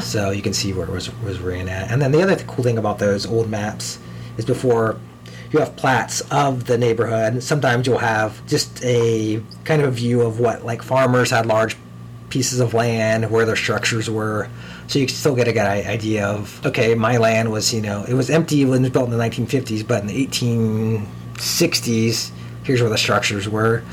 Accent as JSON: {"language": "English", "town": "Columbus", "region": "Ohio", "country": "United States", "tie": "born or raised there", "said": "I grew up around the Polaris area, and we would drive to Delaware to, to go see drive-in movies when I was a kid."}